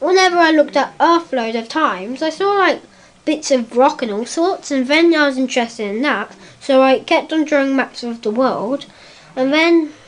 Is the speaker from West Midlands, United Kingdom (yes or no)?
yes; Warwickshire, West Midlands, United Kingdom; I come from Borthall Common, well, actually, Warwickshire, and I'm 7 years old